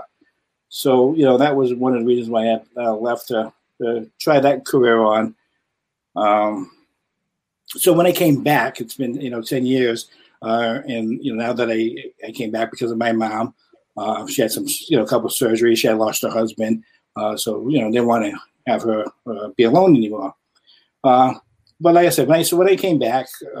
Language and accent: English; New Bedford, Massachusetts, United States; I was born and raised here in New Bedford